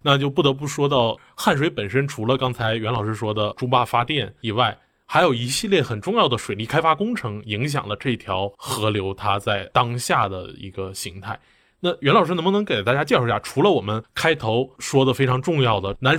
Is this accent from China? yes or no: yes; Northeast China, China; 那我的家乡东北的那个小城，它是个资源枯竭型城市，它同样面临着一种转型